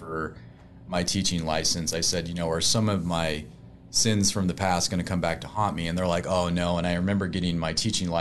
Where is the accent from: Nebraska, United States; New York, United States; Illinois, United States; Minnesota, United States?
Nebraska, United States; North Platte; I was born in North Platte, Nebraska.